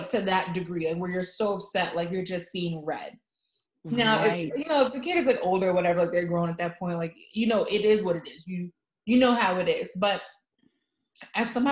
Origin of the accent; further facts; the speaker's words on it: New York, United States; I'm from New York